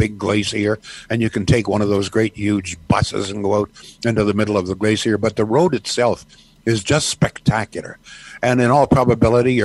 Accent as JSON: {"language": "English", "town": "Arthur", "region": "Ontario", "country": "Canada", "tie": "born or raised there", "said": "my happiest childhood days were on my grandfather's farm in Arthur, Ontario"}